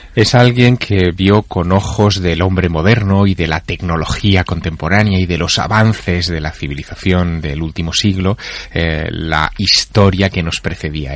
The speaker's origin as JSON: {"language": "Spanish", "town": "Teruel", "region": "Aragon", "country": "Spain", "tie": "born or raised there", "said": "mi ciudad natal, en Teruel, en La Glorieta"}